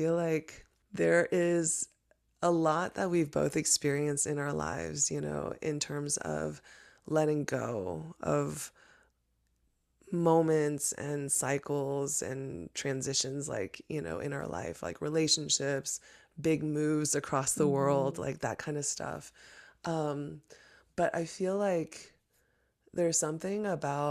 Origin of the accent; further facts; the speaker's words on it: Houston, Texas, United States; I grew up with in Houston